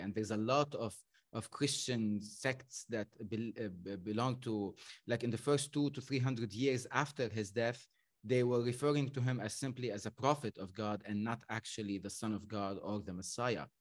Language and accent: English; Lebanon; I was brought up in Lebanon